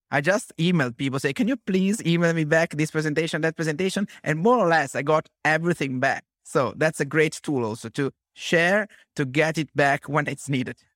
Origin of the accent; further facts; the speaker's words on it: Genoa, Liguria, Italy; I'm from Genoa